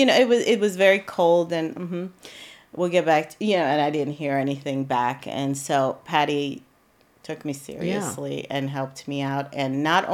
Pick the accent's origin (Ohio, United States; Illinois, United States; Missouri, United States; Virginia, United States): Ohio, United States; moved away as an adult; also born or lived in Iran / San Diego, United States / Japan; now in Central Pennsylvania, United States; I was from Ohio. I grew up like in Ohio area